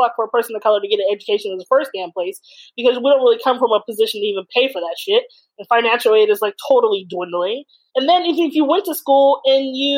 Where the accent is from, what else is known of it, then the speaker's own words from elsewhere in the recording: California, United States; I was born and raised in California